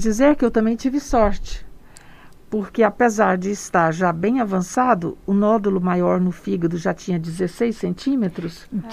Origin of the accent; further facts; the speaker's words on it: interior of Goiás, Brazil; also born or lived in Goiânia; Eu sou goiana, do interior de Goiás, nasci no Cerrado, sou apaixonada pelo Cerrado e estou aqui em Goiânia já há algum tempo